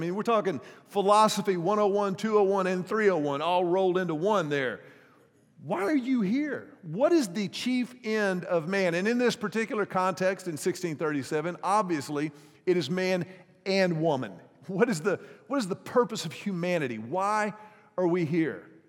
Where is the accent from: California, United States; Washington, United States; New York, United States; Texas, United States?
Texas, United States; Houston; the pastor of the church where I grew up in Houston